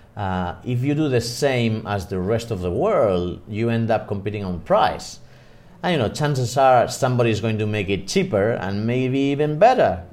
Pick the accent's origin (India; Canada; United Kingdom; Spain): Spain; also born or lived in Madrid; I am from Spain. I'm based in Madrid. I live in Madrid